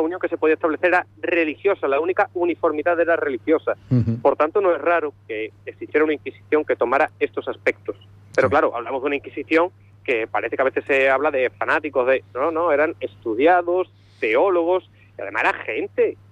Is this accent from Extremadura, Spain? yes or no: yes; Azuaga, Extremadura, Spain; also born or lived in Andalusia; yo soy extremeño